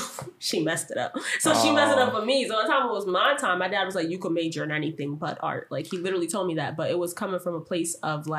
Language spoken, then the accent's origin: English; Jamaica; I'm Jamaican too.